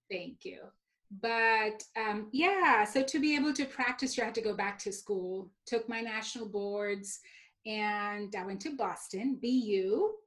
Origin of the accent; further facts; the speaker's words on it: Mumbai, Maharashtra, India; moved away; also born or lived in Texas; growing up, I grew up in India, in Mumbai, which is the New York City of India.